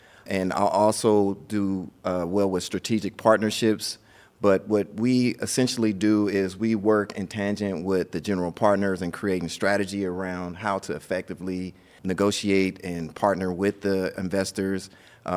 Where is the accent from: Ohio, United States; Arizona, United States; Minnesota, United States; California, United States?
California, United States; Los Angeles; I am from Los Angeles, California